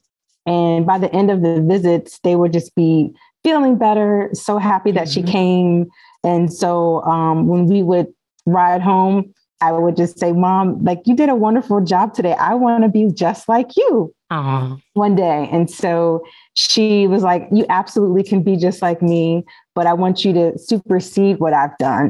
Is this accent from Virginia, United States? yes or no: yes; Alexandria, Virginia, United States; I born and raised in Alexandria, Virginia